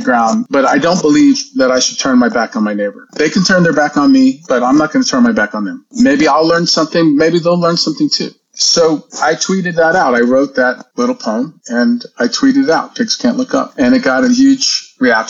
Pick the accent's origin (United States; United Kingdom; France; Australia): United States; Hialeah, Florida; also born or lived in New York; I grew up in a small town at the time. It's a big town now, but it was called Hialeah, Florida